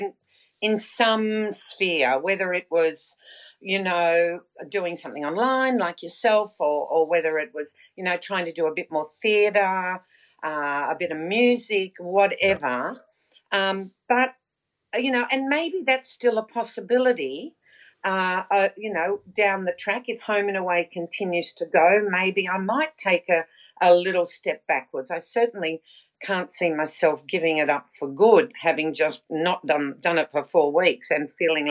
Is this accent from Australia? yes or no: yes; Sydney, New South Wales, Australia; also born or lived in Melbourne; I was originally from Sydney